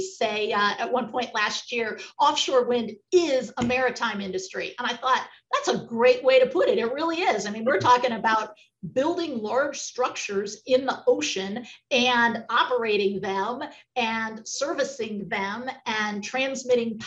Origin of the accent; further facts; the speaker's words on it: Virginia, United States; as an American, I'm and a Virginian